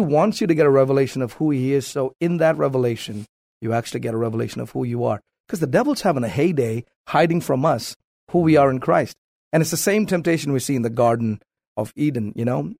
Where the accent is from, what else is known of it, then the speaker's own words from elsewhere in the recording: South India, India; moved away as an adult; now in United States; born and raised in South India